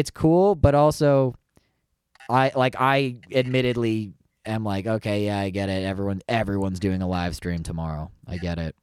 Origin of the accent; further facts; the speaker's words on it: Canada; I'm Canadian